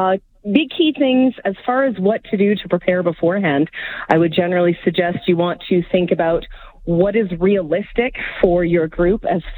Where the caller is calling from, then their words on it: Calgary, Alberta, Canada; I'm speaking from Calgary, of course, so I've got a little bit more familiarity with the local area.